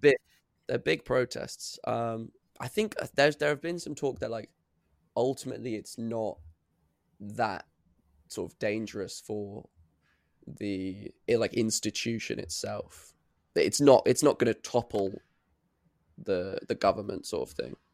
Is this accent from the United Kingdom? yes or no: yes; United Kingdom